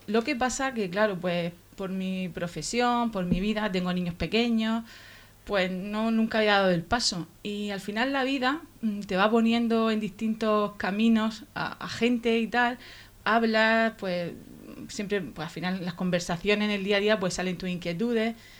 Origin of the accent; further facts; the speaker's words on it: Torre Pacheco, Region of Murcia, Spain; por mi pueblo, por Torrepacheco